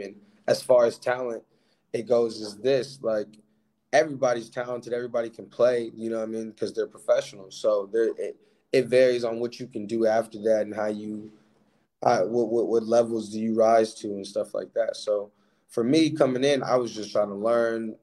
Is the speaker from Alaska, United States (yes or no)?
yes; Alaska, United States; moved away as an adult; now in Portugal; born and raised in Alaska